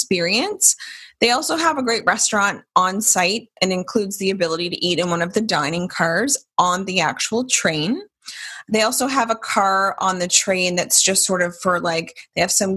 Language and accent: English; South Shore, Nova Scotia, Canada; we're both from the South Shore